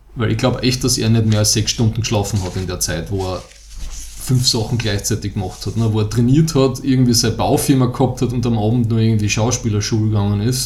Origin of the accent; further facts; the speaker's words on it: Styria, Austria; wir kommen aus der Steiermark